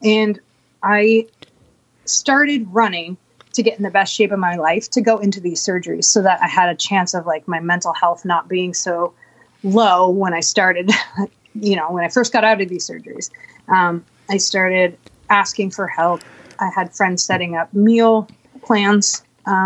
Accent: Bellingham, Washington, United States; moved away as an adult; also born or lived in Walla Walla; coming back to Bellingham and staying with friends here just because this is my hometown

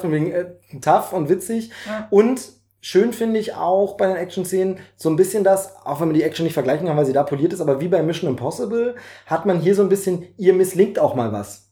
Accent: East Germany, Germany; ich als DDR-Bürger

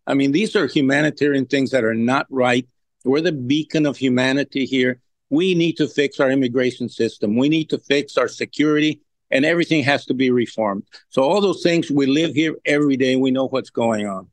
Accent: Laredo, Texas, United States; I have I've been born and raised here and have been all my life here

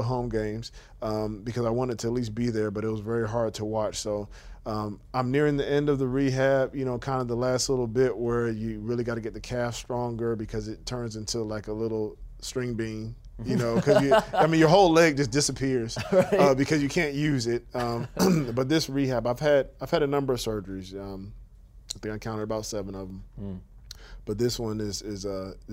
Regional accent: United States; We're from the United States

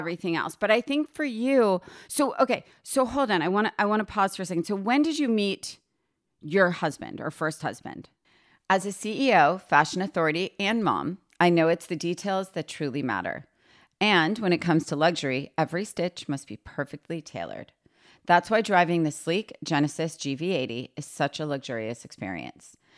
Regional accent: a suburb of New York City, United States; I grew up in a suburb of New York City, but I was thirty minutes from the city

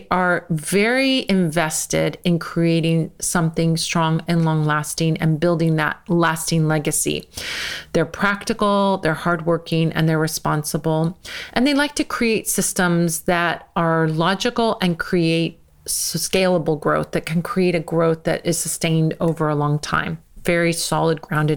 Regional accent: United States; I'm American

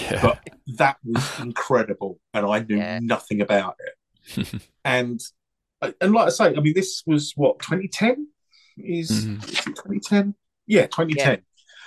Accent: England, United Kingdom; we're saying that as English people

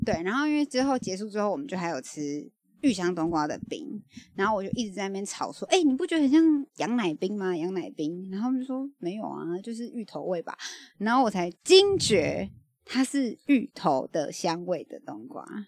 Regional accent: Taiwan; 我们台湾人

